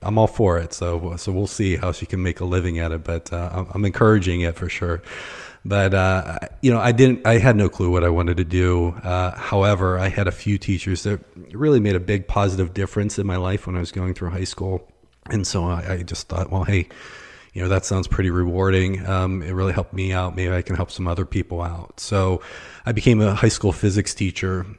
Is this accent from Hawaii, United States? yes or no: no; Pittsburgh, Pennsylvania, United States; moved away as an adult; also born or lived in Northeast Ohio; now in Akron, United States; I was born and raised near Pittsburgh. I was actually, uh, on the north side of town